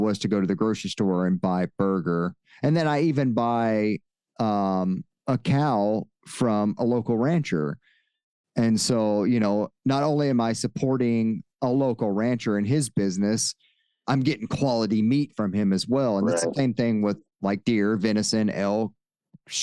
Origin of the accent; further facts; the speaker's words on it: East Texas, United States; I'm from East Texas